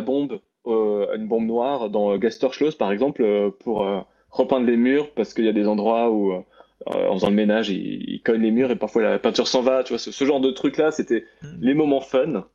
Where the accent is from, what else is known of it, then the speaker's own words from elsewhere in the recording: Strasbourg, Grand Est, France; né à Strasbourg, j'ai grandi toute ma vie en Alsace